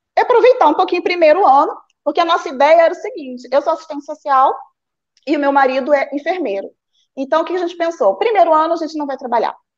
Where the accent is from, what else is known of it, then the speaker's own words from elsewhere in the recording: Rio Bonito, Rio de Janeiro, Brazil; moved away as an adult; also born or lived in Nova Friburgo, Brazil; now in Portugal; sou nascida em Rio Bonito, que é uma cidade bem de interior